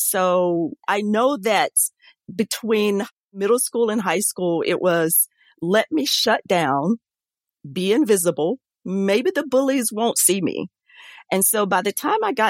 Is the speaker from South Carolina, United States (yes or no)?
yes; Saluda, South Carolina, United States; now in Gainesville, United States; I grew up in Saluda, South Carolina